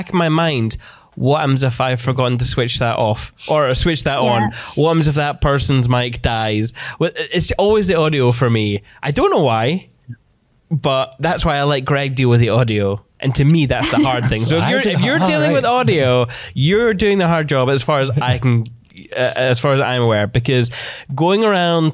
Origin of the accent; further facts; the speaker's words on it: Scotland, United Kingdom; being Scottish